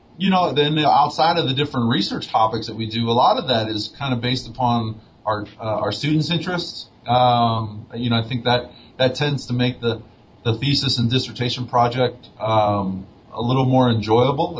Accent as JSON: {"language": "English", "town": "St. Louis", "region": "Missouri", "country": "United States", "tie": "born or raised there", "moved": "yes", "lives_now": "Albuquerque, United States", "said": "Lindenwood University, which is near my hometown of St. Louis, Missouri"}